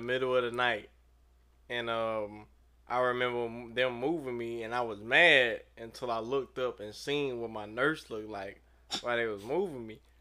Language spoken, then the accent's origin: English; St. Louis, Missouri, United States; moved away as an adult; also born or lived in Los Angeles; I'm from Saint Louis